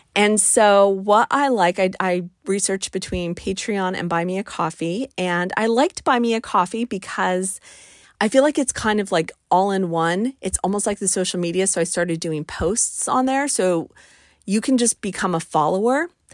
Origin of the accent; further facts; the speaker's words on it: Albuquerque, New Mexico, United States; moved away; I am from the Mountain West. I'm from Albuquerque, New Mexico.